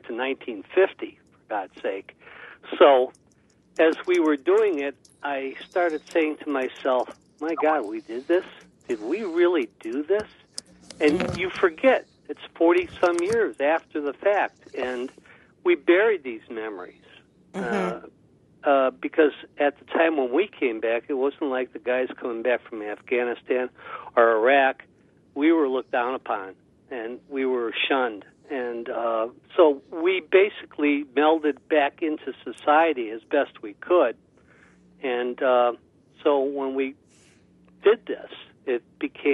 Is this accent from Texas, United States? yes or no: no; Cleveland, Ohio, United States; I was born in Cleveland, Ohio, back in 1947